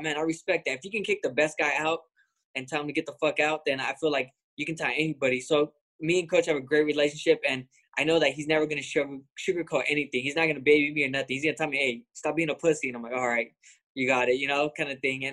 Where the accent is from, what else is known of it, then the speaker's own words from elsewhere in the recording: Lemoore, California, United States; I'm from Lemoore, California.